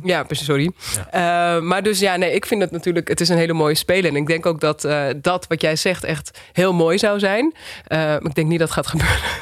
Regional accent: Wilnis, Utrecht, Netherlands; also born or lived in Uithoorn; ik kom uit Uithoren, Wilnis, Argon

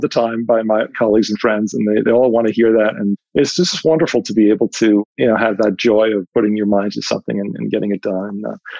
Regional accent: New York City, New York, United States; I grew up in Queens, New York, and my grandparents were immigrants from Italy, and my parents were first generation.

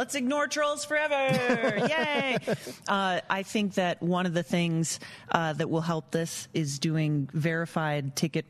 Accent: Dallas, Texas, United States; born there; So I was born in Dallas.

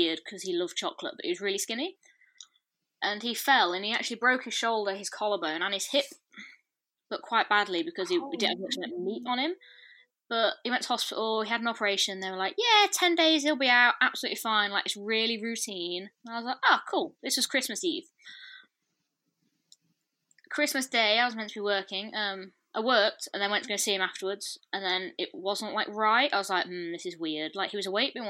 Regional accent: Lincolnshire, East Midlands, United Kingdom; I'm from Lincolnshire, which most of you probably never heard of.

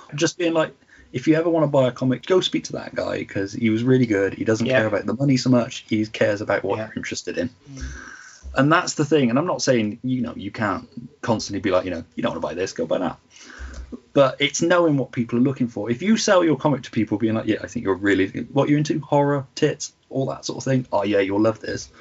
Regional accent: near Cheltenham, Gloucestershire, South West England, United Kingdom; my hometown

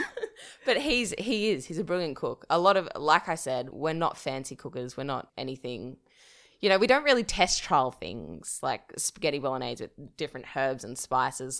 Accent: Dubbo, New South Wales, Australia; I'm from Dubbo, a regional town, which is, I guess, five hours drive from Sydney. I was born and bred there

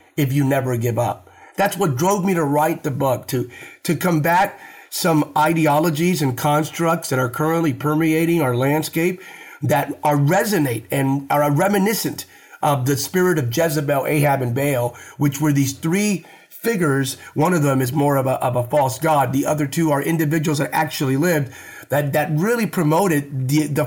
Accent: Bethlehem, Pennsylvania, United States; I was raised in Bethlehem, Pennsylvania.

